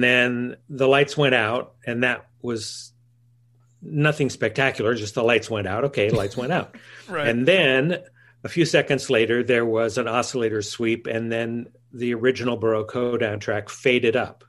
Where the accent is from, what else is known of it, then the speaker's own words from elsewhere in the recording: Fullerton, California, United States; I grew up in Fullerton, California, which is about 6 miles north of Disneyland